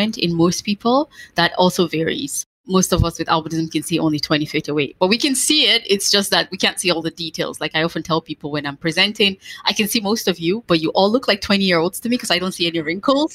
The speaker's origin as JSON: {"language": "English", "country": "Nigeria", "said": "I'm black, I'm from West Africa, but I have white skin"}